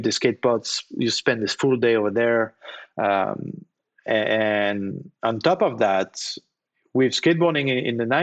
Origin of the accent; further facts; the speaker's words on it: Nantes, Pays de la Loire, France; we have a beautiful park in my hometown in Nantes